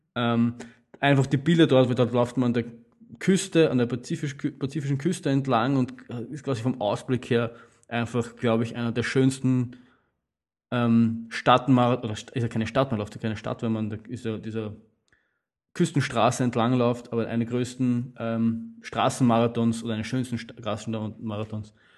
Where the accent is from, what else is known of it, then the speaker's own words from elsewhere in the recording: Austria; als Österreicher, der viel Wien-Marathon gelaufen ist